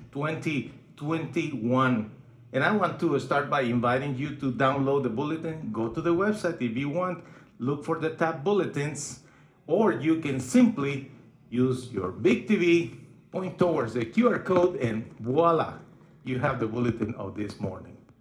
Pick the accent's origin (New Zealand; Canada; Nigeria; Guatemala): Guatemala; now in Odessa, United States; I was born in Guatemala